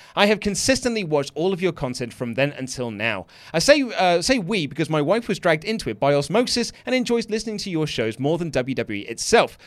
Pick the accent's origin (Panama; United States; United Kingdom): United Kingdom; I'm British